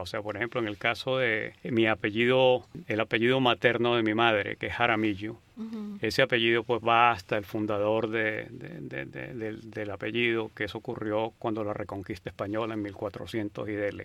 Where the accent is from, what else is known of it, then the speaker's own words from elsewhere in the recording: San Cristóbal, Táchira, Venezuela; moved away as an adult; also born or lived in Berkeley, United States; now in United States; Yo nací en San Cristóbal, en Venezuela. Estuve allí hasta que terminé bachillerato y me vine a Estados Unidos a estudiar universidad.